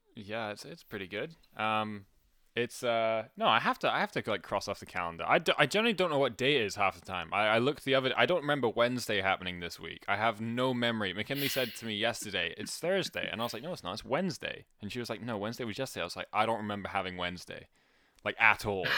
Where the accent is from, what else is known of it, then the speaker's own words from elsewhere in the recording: Scotland, United Kingdom; most people know that I'm Scottish